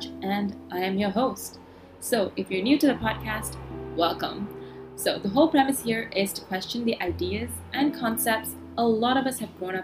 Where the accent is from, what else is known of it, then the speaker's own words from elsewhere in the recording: Malaysia; I am also Asian, and I grew up in Asia, in Malaysia